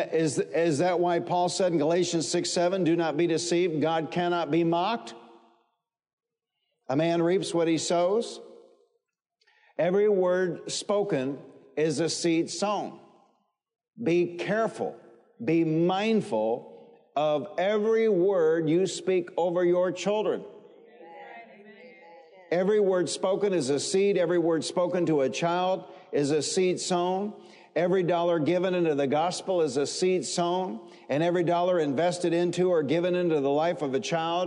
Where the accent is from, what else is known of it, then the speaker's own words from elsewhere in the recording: Detroit, Michigan, United States; I grew up in the Motor City. I grew up in Detroit